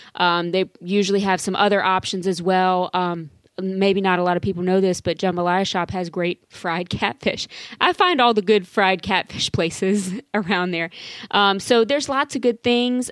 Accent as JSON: {"language": "English", "region": "South Louisiana", "country": "United States", "tie": "born or raised there", "said": "growing up in Louisiana, South Louisiana"}